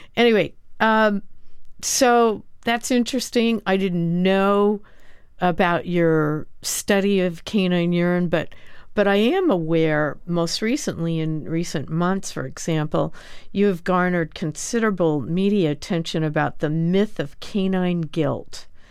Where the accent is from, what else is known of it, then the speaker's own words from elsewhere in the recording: New York City, New York, United States; as a New Yorker who owns a dog